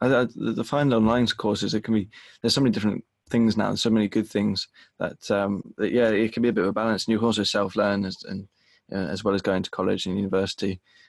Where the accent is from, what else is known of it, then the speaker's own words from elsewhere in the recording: United Kingdom; Just outside London, yeah.